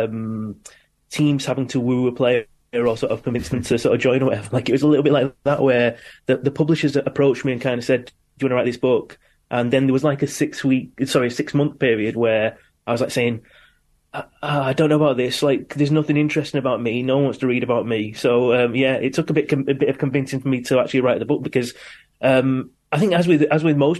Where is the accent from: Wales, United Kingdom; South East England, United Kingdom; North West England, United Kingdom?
North West England, United Kingdom; Manchester; growing up in Manchester